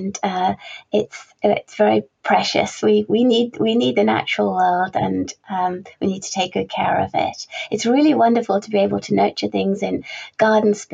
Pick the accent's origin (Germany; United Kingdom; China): United Kingdom; Carlisle, North West England; I was born and raised in Carlisle, which is just bordering the Lake District.